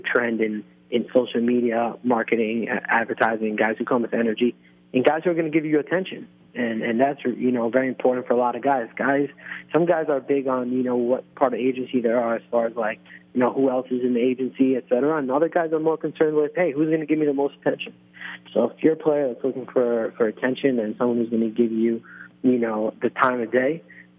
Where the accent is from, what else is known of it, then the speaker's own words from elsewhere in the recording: Israel; I was following like some college basketball players on Facebook of my hometown team in Israel.